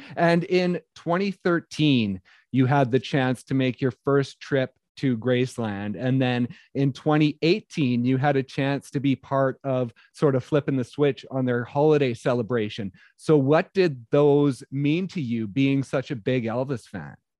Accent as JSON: {"language": "English", "area": "just outside of Calgary", "region": "Alberta", "country": "Canada", "tie": "born or raised there", "said": "I was born just outside of Calgary, Alberta, so lifelong Flames fan"}